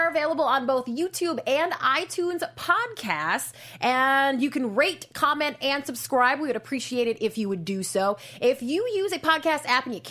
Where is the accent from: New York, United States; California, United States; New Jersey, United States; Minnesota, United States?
Minnesota, United States; moved away; Growing up in Minnesota